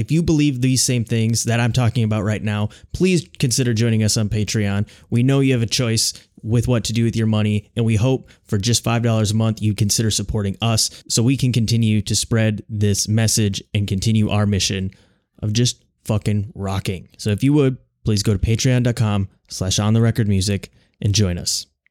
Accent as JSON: {"language": "English", "region": "Minnesota", "country": "United States", "moved": "as an adult", "lives_now": "Chicago, United States", "said": "We're both originally from Minnesota"}